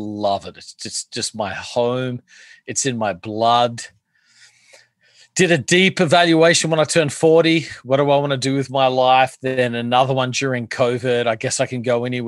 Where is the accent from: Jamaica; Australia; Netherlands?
Australia; Adelaide, South Australia; accent: Australian; moved away as an adult; now in New York, United States; So, I am from Australia originally. I grew up in Adelaide, South Australia